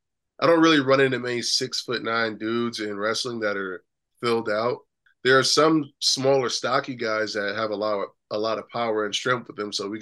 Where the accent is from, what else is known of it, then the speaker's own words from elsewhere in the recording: New York, United States; also born or lived in Long Island; now in Erie, United States; I live in Erie, Pennsylvania now, but I grew up in New York